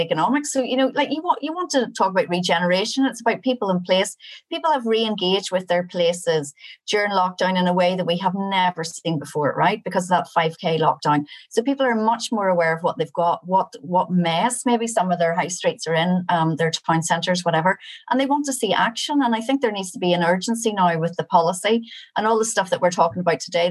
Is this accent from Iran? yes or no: no; Ireland; as an Irish person and as an Irish citizen paying taxes